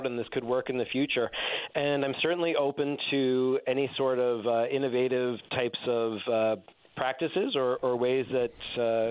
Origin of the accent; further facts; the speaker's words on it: Newfoundland and Labrador, Canada; I'm from Newfoundland, and most of my family is here, and it's home for me